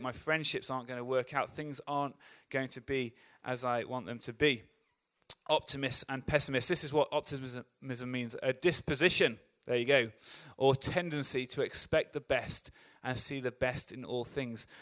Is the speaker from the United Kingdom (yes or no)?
yes; England, United Kingdom; As an English person